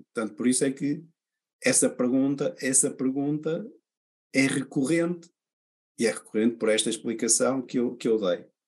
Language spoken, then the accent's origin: Portuguese; Portugal; a nossa maneira de ser como, como, como portugueses, não é? Portanto, nós, nós somos mais de, de falar do que fazer